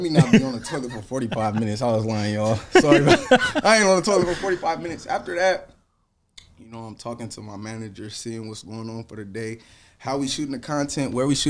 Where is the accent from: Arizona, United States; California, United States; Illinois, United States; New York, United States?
California, United States; Sacramento; also born or lived in Honolulu, Hawaii; But I moved to Sac at like 8 months.